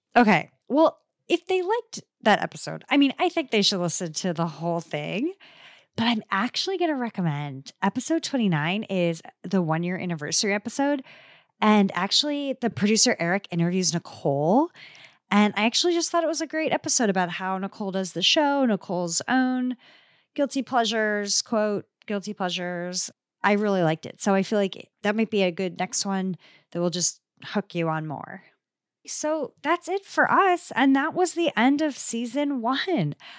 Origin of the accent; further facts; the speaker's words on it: Midwest, United States; accent: Midwestern; my Midwestern accent